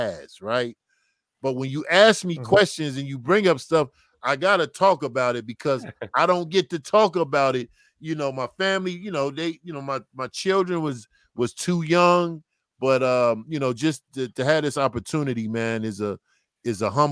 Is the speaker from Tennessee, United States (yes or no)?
yes; Memphis, Tennessee, United States; moved away; also born or lived in New Jersey; I'm from Memphis. So all my family's at the game